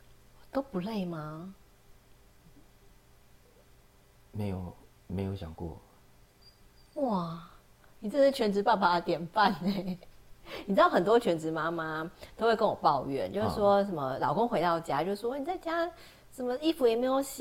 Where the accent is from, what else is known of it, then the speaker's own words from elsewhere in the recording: Taiwan; 对那也就是因为小时候我在眷村长大啊，